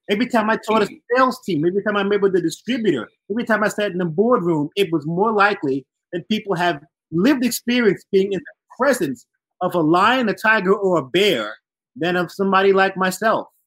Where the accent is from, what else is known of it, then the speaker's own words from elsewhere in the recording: Barbados; I'm from Barbados.